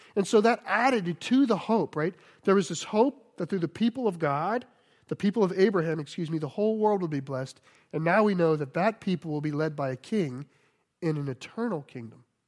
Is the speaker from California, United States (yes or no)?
no; Cajun, Louisiana, United States; I'm Cajun